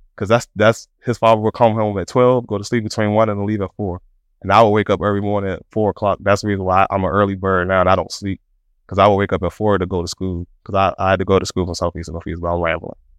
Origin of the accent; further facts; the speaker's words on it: Washington, District of Columbia, United States; We grew up in Southeast D C